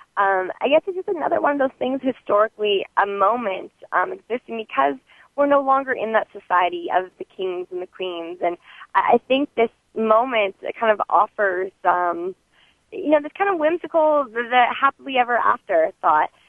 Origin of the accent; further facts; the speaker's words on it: Moraga, California, United States; growing up in Moraga